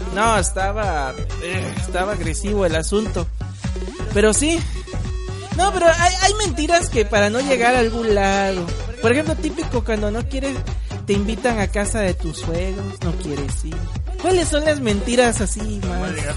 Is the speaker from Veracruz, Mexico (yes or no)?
yes; Córdoba, Veracruz, Mexico; yo soy cordobés